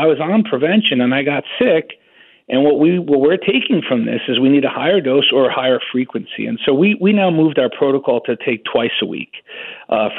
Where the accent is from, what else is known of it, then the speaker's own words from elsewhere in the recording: New York, United States; also born or lived in Wisconsin; I'm a New Yorker, and I actually resigned from the University of Wisconsin to go back to New York